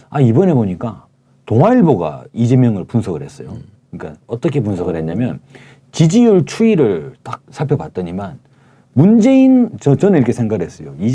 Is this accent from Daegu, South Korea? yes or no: yes; Daegu, South Korea; moved away; 제가 어릴 때 살던 데요.